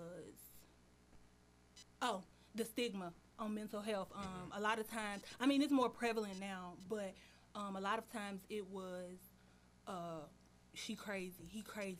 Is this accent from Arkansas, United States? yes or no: no; Chattanooga, Tennessee, United States; moved away; I'm from Tennessee, Chattanooga, Tennessee